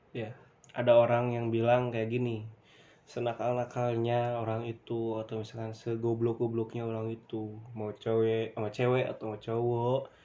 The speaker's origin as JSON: {"language": "Indonesian", "region": "West Java", "country": "Indonesia", "said": "gua orang Sunda"}